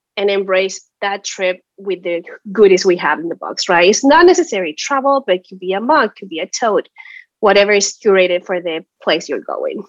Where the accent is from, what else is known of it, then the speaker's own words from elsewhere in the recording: Chile; moved away as an adult; now in United States; I'm from Chile originally. I moved to the States ten years ago